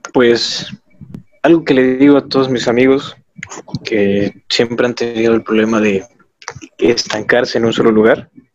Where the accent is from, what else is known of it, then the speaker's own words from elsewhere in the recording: Acapulco, Guerrero, Mexico; Soy del puerto de Acapulco